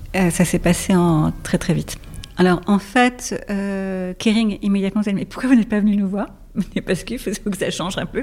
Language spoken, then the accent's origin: French; Paris, Île-de-France, France; je suis parisienne